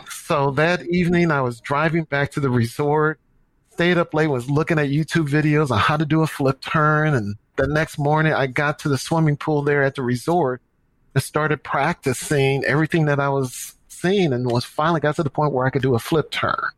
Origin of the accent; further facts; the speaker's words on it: St. Louis, Missouri, United States; moved away as an adult; now in Dallas, United States; I'm from St. Louis, my hometown. And when I played sports in high school, I played soccer